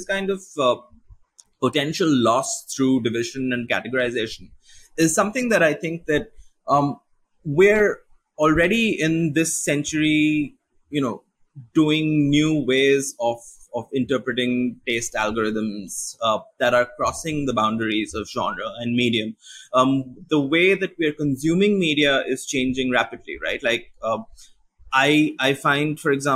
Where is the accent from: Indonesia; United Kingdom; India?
India; as an Indian writer